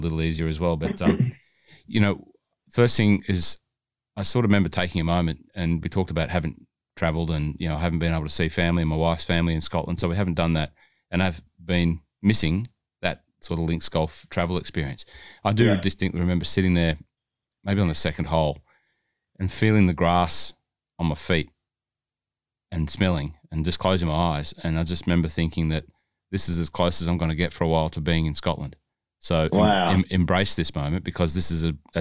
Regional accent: Hunter Valley, New South Wales, Australia; I'm from the Hunter Valley

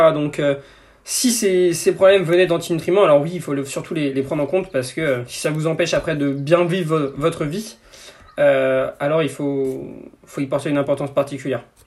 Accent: Breton, Brittany, France; on est breton

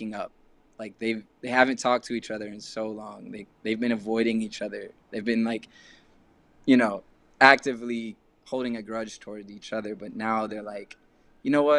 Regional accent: Texas, United States; moved away; also born or lived in London; growing up in Texas

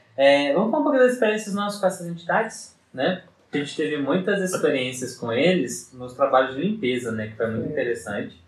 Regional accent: Varginha, Minas Gerais, Brazil; a gente enquanto mineiro, assim, minha cidade, que Varginha é uma cidade médio, médio porte

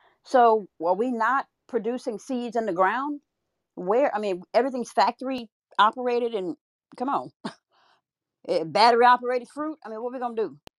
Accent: Louisiana, United States; I'm from Louisiana, right? It was like, we grew up succotash.

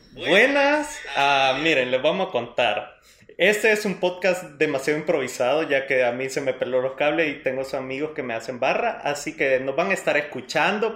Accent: El Salvador; somos del Salvador todos

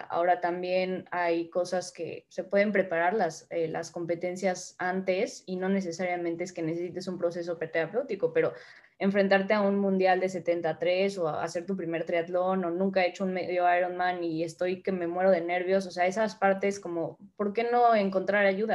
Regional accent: Mexico; moved away as an adult; now in Spain; como mexicanos

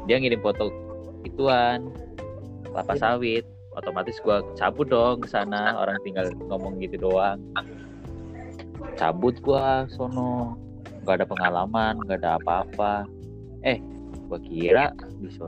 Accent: Java, Indonesia; ada saudara beruntungnya beruntungnya gue di sono ada saudara dan di sono kebanyakan orang Jawa sih tahu gue orang Jawa sama orang NTT di sono

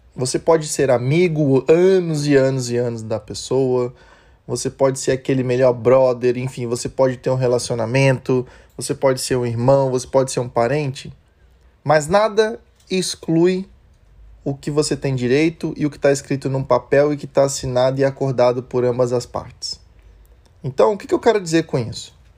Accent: Brazil; A gente, como bom brasileiro

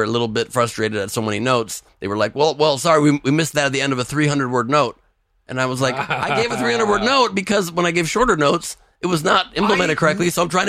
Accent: Los Angeles, California, United States; I grew up in LA. I was born in LA from here.

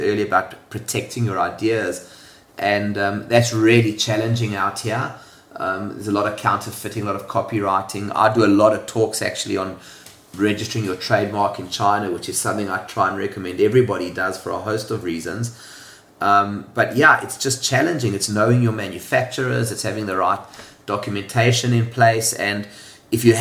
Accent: South Africa; moved away as an adult; now in Hong Kong; So I was born in South Africa. If you can't tell from the accent, it's a bit of a giveaway. I left South Africa at the age of 25.

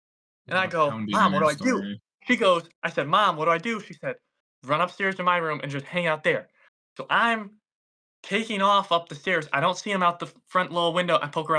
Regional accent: the South, United States; We're from the South, so they're only up there for like a week and a half or 2 weeks, and then they come back down.

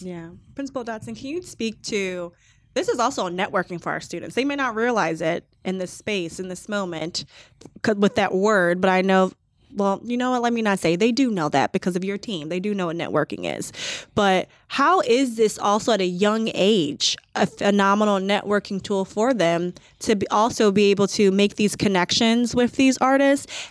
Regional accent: Chicago, Illinois, United States; moved away as an adult; now in Columbus, United States; I'm originally from the Chicagoland area

